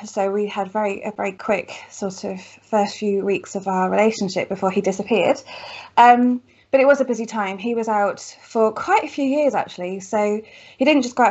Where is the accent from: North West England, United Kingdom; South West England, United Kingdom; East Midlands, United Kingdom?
South West England, United Kingdom; Cheltenham; moved away; I grew up in lovely Cheltenham, what feels like a lifetime ago